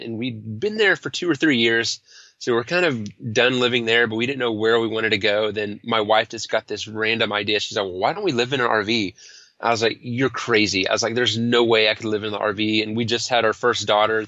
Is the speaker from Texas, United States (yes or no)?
yes; Denton, Texas, United States; also born or lived in Austin, Texas; We're in Denton, Texas, to be exact. And so that's just north of Dallas. It's a cool little college town. It's actually where I grew up and went to college